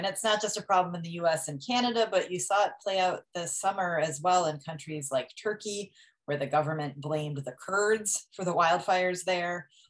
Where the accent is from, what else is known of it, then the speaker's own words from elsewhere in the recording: Wisconsin, United States; my home state of Wisconsin, where I grew up